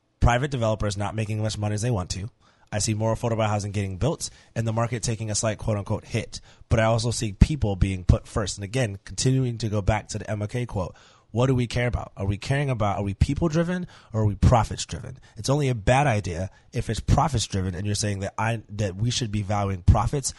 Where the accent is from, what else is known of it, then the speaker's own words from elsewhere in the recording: New York, United States; now in New Orleans, United States; I grew up living in New York